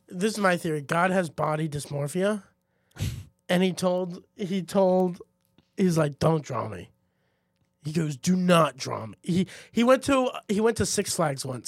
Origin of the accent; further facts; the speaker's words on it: Heidelberg, Baden-Württemberg, Germany; moved away; when I grew up in Heidelberg